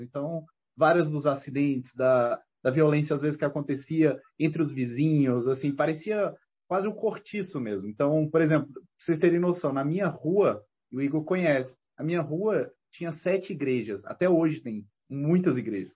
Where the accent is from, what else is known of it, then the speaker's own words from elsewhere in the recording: Ceilândia, Federal District, Brazil; a Ceilândia, quando, quando eu cresci lá